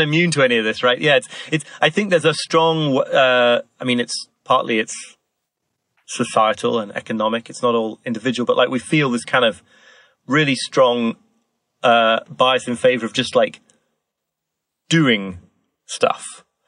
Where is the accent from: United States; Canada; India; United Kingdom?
United Kingdom; York, Yorkshire and the Humber; I grew up in York in the north of England